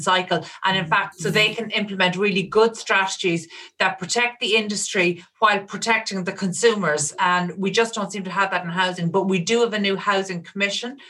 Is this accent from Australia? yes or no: no; Ireland; in Ireland